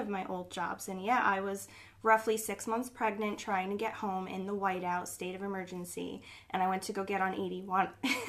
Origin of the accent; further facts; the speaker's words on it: New Jersey, United States; I'm the full-blown Jersey girl.